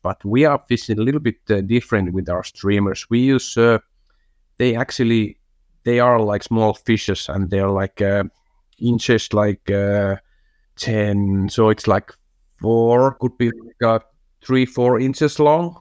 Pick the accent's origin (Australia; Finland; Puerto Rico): Finland; English is a second language; Jupp is my, my hometown team